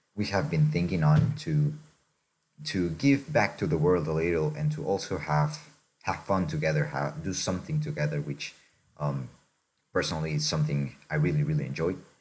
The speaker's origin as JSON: {"language": "English", "country": "Mexico", "tie": "born or raised there", "said": "I'm from Mexico originally. I was born there."}